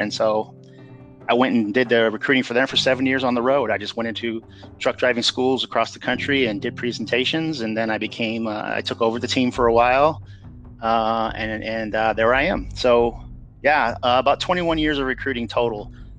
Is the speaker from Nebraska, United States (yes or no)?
yes; Nebraska City, Nebraska, United States; born there; So, I was born in the Midwest. I was born just in a little town, Nebraska City, which is just south of Omaha, Nebraska. I was born there.